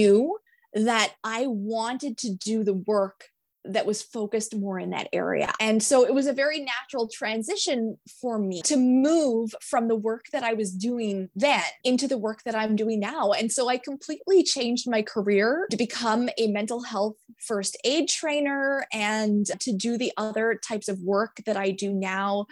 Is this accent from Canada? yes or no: yes; Eastern Canada, Canada; I am from Eastern Canada